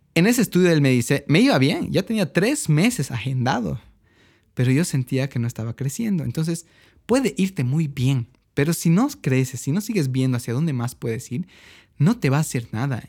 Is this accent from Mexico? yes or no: no; Bolivia